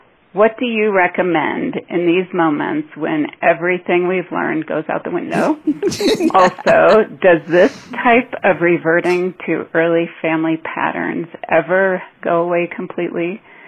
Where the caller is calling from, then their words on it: Denver, Colorado, United States; I'm calling in from Denver, Colorado.